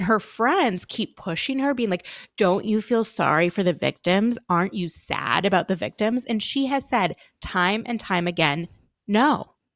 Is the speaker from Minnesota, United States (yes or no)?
yes; Minnesota, United States; I'm from, I'm from Minnesota